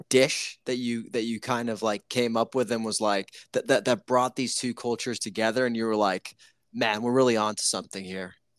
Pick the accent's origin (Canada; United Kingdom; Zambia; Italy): Italy; moved away; I'm from Italy